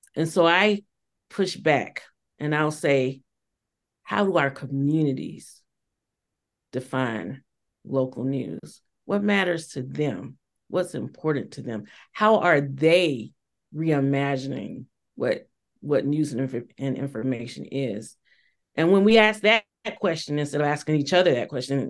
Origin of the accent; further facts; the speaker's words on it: Georgia, United States; moved away as an adult; when I got back to my home state of Georgia in 2016